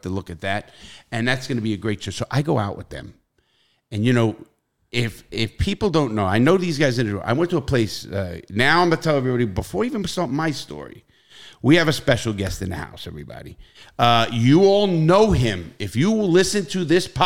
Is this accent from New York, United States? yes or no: yes; New York City, New York, United States; I come from the Bronx, New York